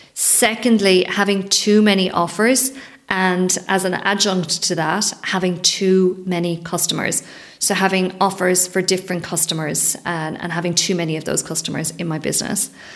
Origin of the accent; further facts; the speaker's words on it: Leinster, Ireland; I grew up in Ireland, it's 20, 30 minute drive from the centre of Dublin